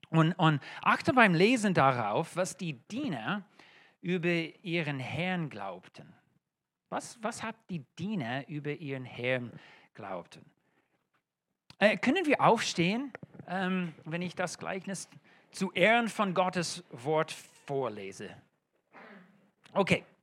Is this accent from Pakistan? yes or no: no; United States; German is a second language; now in Germany; Äh, das ist kein deutscher Name und auch von meinem Akzent hört das schon. Ähm, ich bin Amerikaner